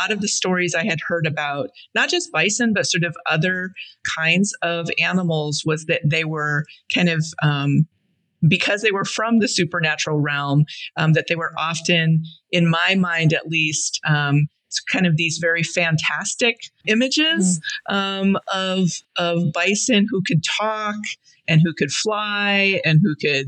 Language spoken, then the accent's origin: English; Blackfeet Reservation, Montana, United States; I grew up primarily on the Blackfeet Reservation in Montana